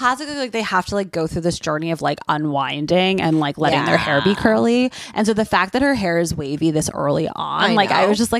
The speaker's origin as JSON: {"language": "English", "region": "New Jersey", "country": "United States", "said": "I just knew that it was popular because I'm from New Jersey."}